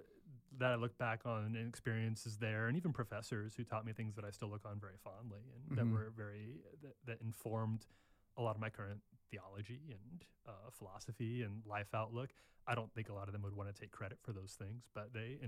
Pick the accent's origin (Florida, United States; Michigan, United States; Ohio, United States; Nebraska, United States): Nebraska, United States; moved away as an adult; also born or lived in Chicago; I'm from Nebraska. I was raised in the Midwest in a very small